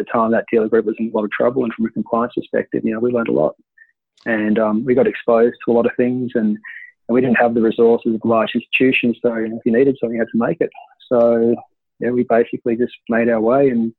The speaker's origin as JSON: {"language": "English", "region": "Queensland", "country": "Australia", "tie": "born or raised there", "said": "I grew up in Queensland and I was living on the coast"}